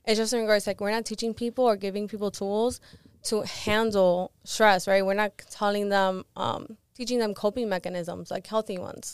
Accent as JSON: {"language": "English", "town": "Miami", "region": "Florida", "country": "United States", "tie": "born or raised there", "also_born_or_lived": "Live Oak, Florida / Gainesville, Florida / Cuba (ancestry)", "said": "I moved to Miami when I was around ten"}